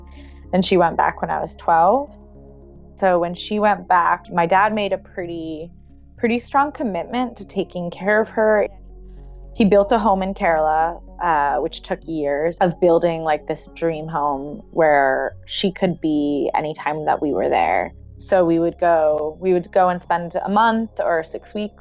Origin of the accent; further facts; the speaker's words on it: Princeton, New Jersey, United States; moved away as an adult; I grew up in Jersey, but I don't have deep ancestral ties to Jersey.